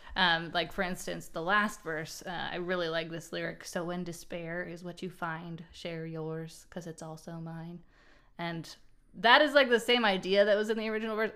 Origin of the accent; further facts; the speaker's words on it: Portland, Oregon, United States; now in North Carolina, United States; I'm from Portland, Oregon originally, and I now live on the East Coast. I'm in North Carolina